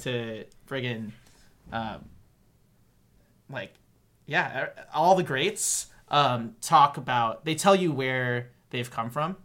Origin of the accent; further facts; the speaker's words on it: Southern California, United States; also born or lived in Gilbert, Arizona; from 10 to 18, and then I left for high school, I lived in Southern California